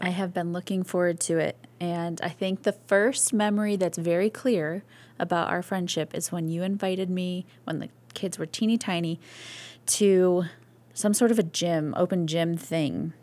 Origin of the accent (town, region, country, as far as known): Missouri Valley, Iowa, United States; born or raised there; moved away; also born or lived in Toccoa Falls, Georgia / Rochester, New York / Nyack, New York / Summit, New Jersey